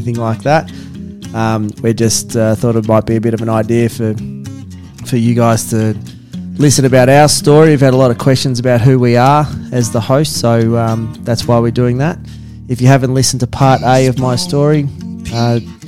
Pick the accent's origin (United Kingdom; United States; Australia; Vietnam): Australia; Melbourne, Victoria; I come from Melbourne, country town.